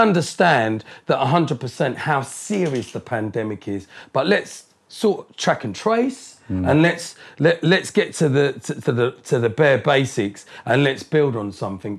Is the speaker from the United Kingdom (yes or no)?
yes; Colchester, East of England, United Kingdom; born or raised there; also born or lived in Harlow, Essex